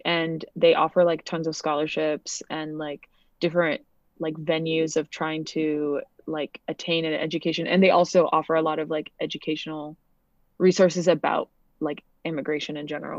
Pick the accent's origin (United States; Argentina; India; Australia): United States; Montana; also born or lived in United Kingdom / Canada / Connecticut; I grew up, like, in Montana